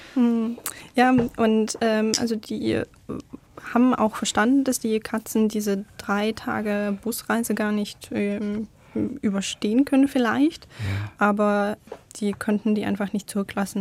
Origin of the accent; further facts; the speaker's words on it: Crimea, Ukraine; German is a second language; moved away as an adult; now in Stuttgart, Germany; Aber ich bin auf der Krim geboren